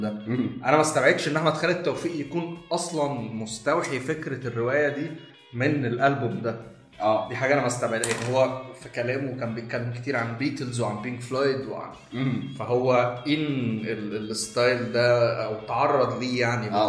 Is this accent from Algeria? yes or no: no; Egypt; عندنا في مصر